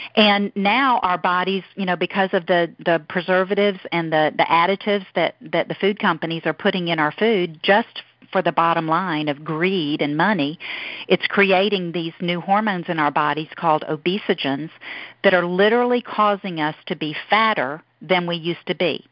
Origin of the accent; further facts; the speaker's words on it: Deep South, United States; accent: southern; Down here from the deep south. I hope y'all can understand my southern accent.